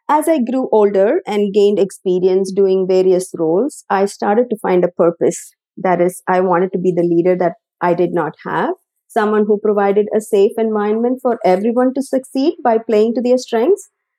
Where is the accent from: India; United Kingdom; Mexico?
India; South India; moved away as an adult; now in United States; I was born and raised in South India